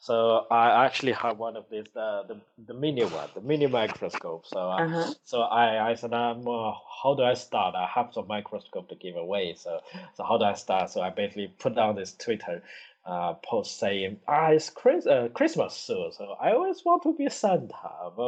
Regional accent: China; now in Newcastle, United Kingdom; I was little in China

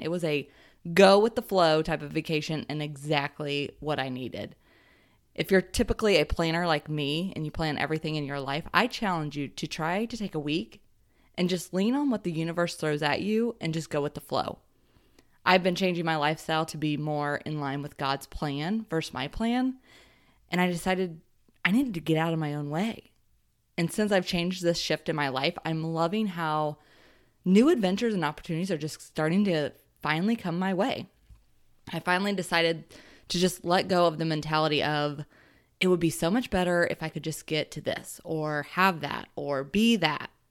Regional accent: Ohio, United States; I was raised in Ohio and considered a Midwest girl

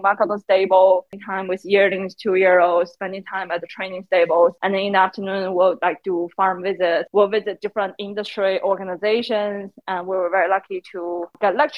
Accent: Beijing, China; moved away as an adult; also born or lived in United States; now in Melbourne, Australia; I'm originally from Beijing, China. Now I'm based in Melbourne, Australia

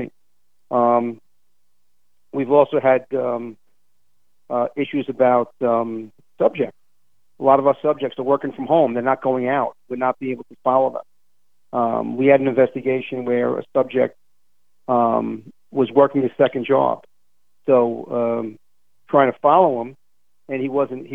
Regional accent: New York City, New York, United States; as a New Yorker

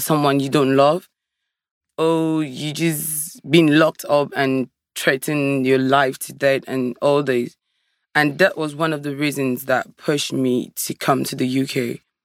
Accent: Cameroon; moved away as an adult; I'm from Africa, originally from Cameroon

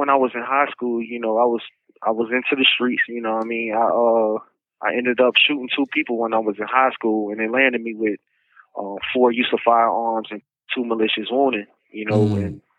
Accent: Chicago, Illinois, United States; also born or lived in Virginia; know, I've been back and forth between Chicago and Virginia my whole life.

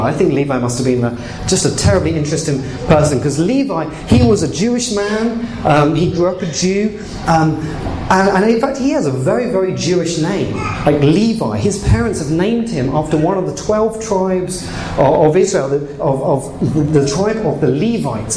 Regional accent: England, United Kingdom; moved away as an adult; now in Canada; I've, I've, come from England

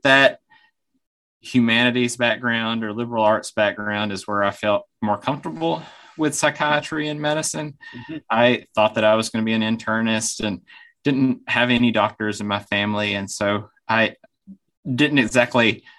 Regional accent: Alabama, United States; moved away as an adult; also born or lived in Birmingham, Alabama / Atlanta, Georgia; now in Vermont, United States; much of my life growing up in Alabama and college and med school, both in Birmingham

